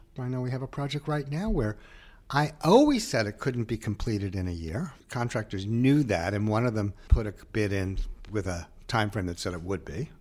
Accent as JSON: {"language": "English", "town": "New Haven", "region": "Connecticut", "country": "United States", "moved": "yes", "said": "I was from that, and I was from New Haven, too, in the area"}